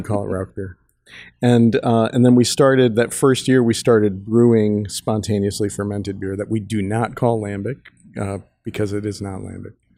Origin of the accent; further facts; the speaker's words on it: Chicago, Illinois, United States; also born or lived in Munich; we're both from Chicago